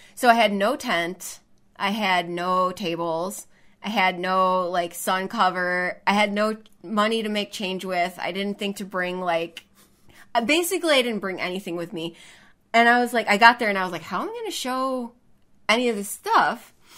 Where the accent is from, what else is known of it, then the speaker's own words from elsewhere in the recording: Chicago, Illinois, United States; moved away; that's my hometown